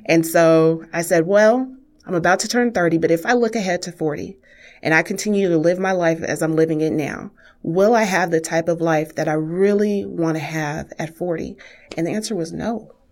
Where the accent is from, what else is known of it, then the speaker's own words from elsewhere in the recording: Wichita, Kansas, United States; I grew up in Wichita's historic African-American community